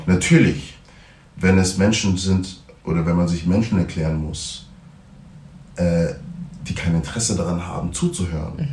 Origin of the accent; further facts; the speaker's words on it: Germany; ich bin in Deutschland aufgewachsen oder im Westen aufgewachsen